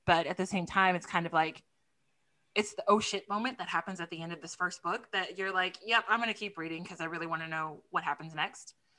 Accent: Texas, United States; a native Texan

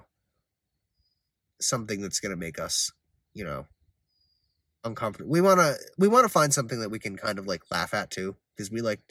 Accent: Connecticut, United States; We're both from Connecticut

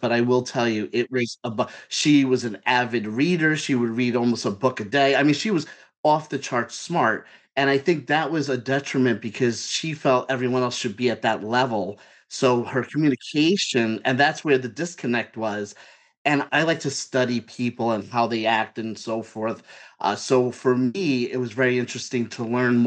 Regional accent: New York City, New York, United States; I'm from Brooklyn. I'm born in New York. I'm a New Yorker

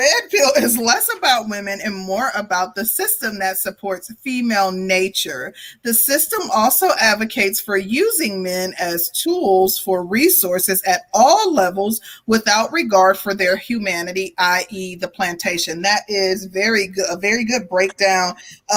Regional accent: Midwest, United States; I'm from the Midwest, but I've never lived in an area where like there was heavy crime and stuff

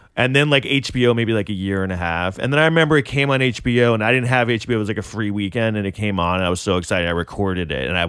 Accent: Manhattan, New York, United States; born or raised there

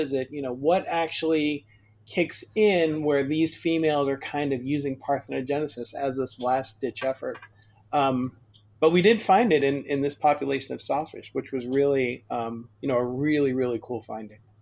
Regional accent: Chicago, Illinois, United States; I grew up in Chicago

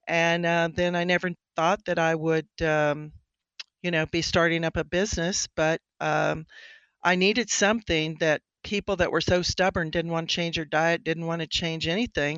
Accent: Colorado, United States; moved away as an adult; also born or lived in Germany; I was growing up in Colorado. I was a little cowgirl anyway

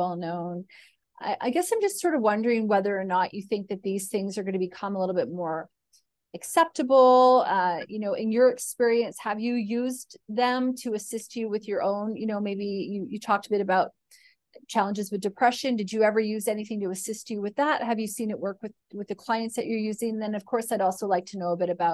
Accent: Canada; now in Australia; I'm Canadian

